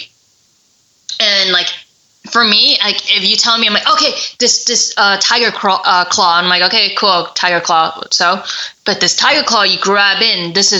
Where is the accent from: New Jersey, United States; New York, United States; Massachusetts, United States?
New York, United States; I'm from New York